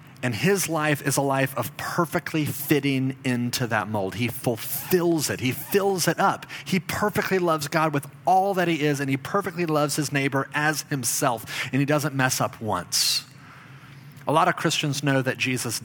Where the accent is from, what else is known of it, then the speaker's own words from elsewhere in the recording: Dallas, Texas, United States; I lived in Dallas. I grew up in Dallas, Texas.